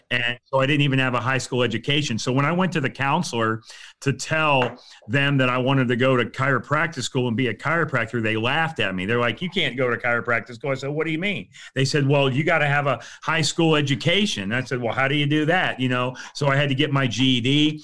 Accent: Fort Myers, Florida, United States; also born or lived in Saint Louis / Port Orange, Florida; I grew up in Florida. I grew up on the west coast of Florida, over in the Fort Myers, Cape Coral area

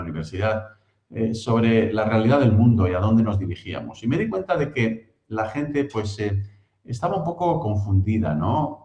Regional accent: Spain; moved away as an adult; also born or lived in United States; now in Cambridge, United Kingdom; Nacido en España, criado en España, también estudié allí la primaria, la secundaria

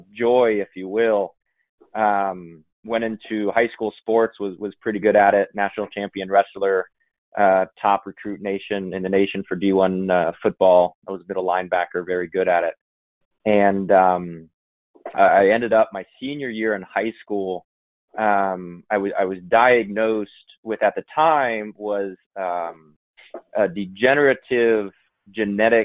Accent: Northeast Ohio, United States; We grew up in Northeast Ohio on about 30 acres

